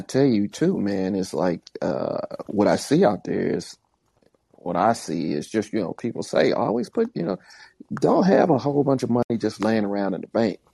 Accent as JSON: {"language": "English", "region": "Midwest", "country": "United States", "said": "I come from the Midwest"}